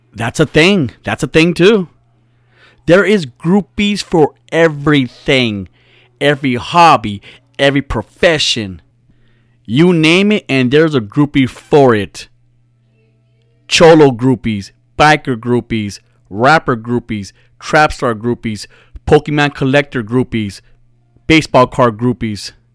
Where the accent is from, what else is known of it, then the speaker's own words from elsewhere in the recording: United States; I'm from America, that I'm not brown enough for Mexicans to accept me